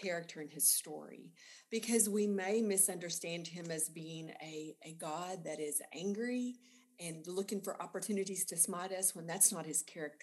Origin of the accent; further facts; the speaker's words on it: Sudan, Texas, United States; moved away as an adult; also born or lived in Lubbock, Texas / Garland, Texas; I was from Sudan, which is in the panhandle of Texas.